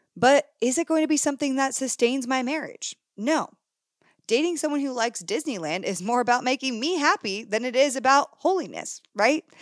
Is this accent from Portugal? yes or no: no; Canada; moved away; as a girl who originally came from Canada, if you didn't know that, fun fact, I was born in Canada